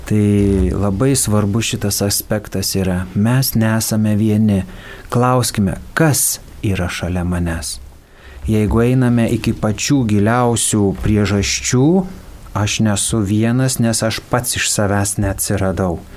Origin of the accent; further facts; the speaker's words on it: Raseiniai, Jurbarkas district, Tauragė County, Lithuania; Aš gimiau švenčiausios mergelės Marijos parapijoje Raseiniuose, o po to gyvenau Jurbarko rajone esančiame Pašaltonio kaime, kur yra mergelės Marijos į dangų ėmimo bažnyčia.